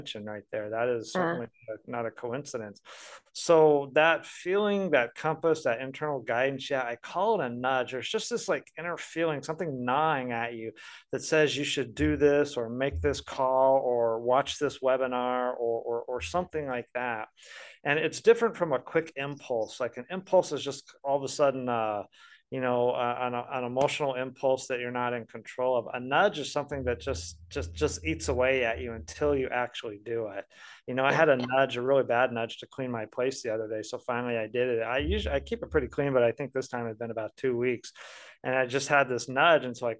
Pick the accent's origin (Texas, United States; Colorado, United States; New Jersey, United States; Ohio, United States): Colorado, United States; now in Tulsa, United States; I'm from Colorado originally